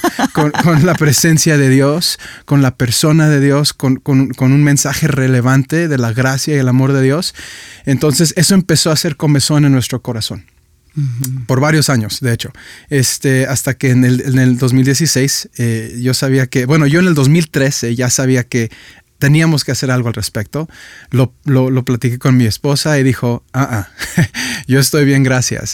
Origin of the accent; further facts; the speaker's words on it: Guadalajara, Jalisco, Mexico; moved away as an adult; also born or lived in Michigan; now in Guadalajara, Mexico; Guadalajara, mi ciudad, donde yo nací